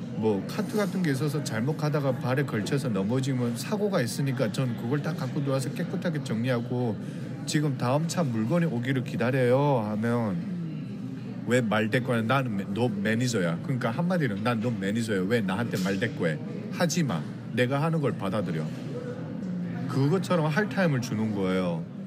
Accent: North Korea; also born or lived in South Korea; now in Los Angeles, United States; 제 고향 땅에까지 가려고

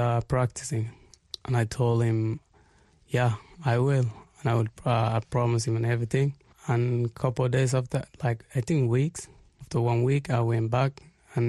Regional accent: Darfur, Sudan; also born or lived in Israel; now in Tel Aviv, Israel; I come from Israel now, but I'm originally from Sudan.

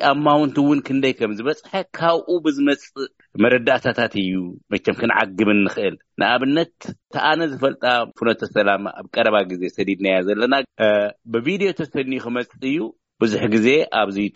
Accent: Tigray, Ethiopia; ከም ወዲ ትግራይ ኮይኑ ክርኢ ከለኩ

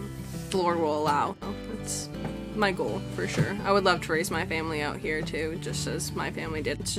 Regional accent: Alaska, United States; I'm from Alaska, and I commercial fish.

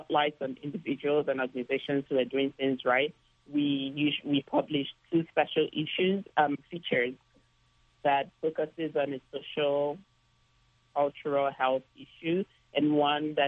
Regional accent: Nigeria; moved away; When I was young growing up in Nigeria

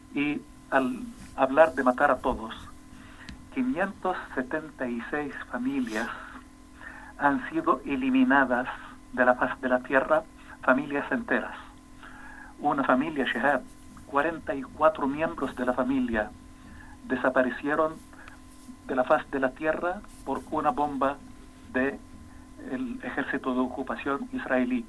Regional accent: Palestine; now in Spain; yo como palestino que lucho por la libertad mía y de mi pueblo

